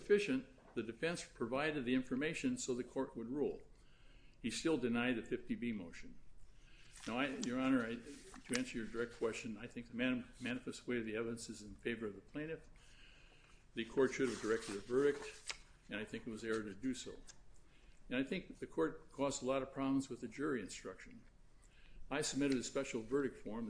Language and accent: English; Streator, Illinois, United States; my hometown of Streeter